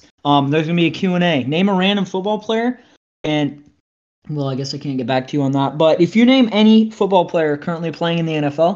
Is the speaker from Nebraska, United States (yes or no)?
yes; Syracuse, Nebraska, United States; also born or lived in Lincoln, Nebraska; I was born in Lincoln, raised in Syracuse. Lived in the same house for 15 and, like, basically 16 years